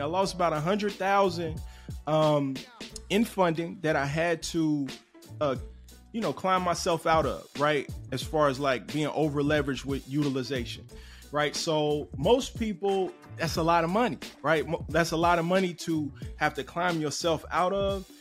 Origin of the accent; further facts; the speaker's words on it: Cincinnati, Ohio, United States; moved away; also born or lived in Chicago, Illinois; I'm originally from Cincinnati, Ohio